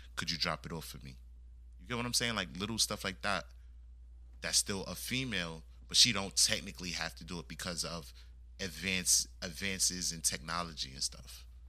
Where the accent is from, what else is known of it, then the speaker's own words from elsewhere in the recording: United States; I was born here in the States, but my background is West Indian